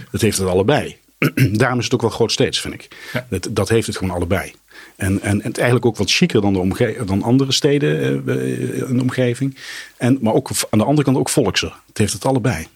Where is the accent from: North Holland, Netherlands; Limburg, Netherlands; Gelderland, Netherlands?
Gelderland, Netherlands; Nijmegen; moved away as an adult; now in Arnhem, Netherlands; Nijmegen de, mijn, mijn geboortestad was.